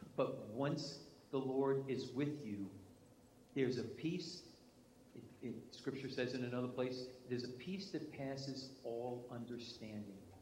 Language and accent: English; New York, United States; accent: New York; moved away; my New York English